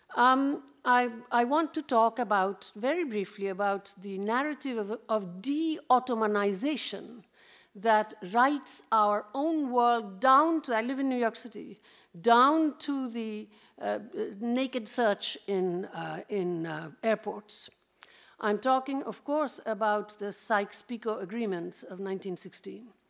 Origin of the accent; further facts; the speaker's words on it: Kolkata, West Bengal, India; I'm Indian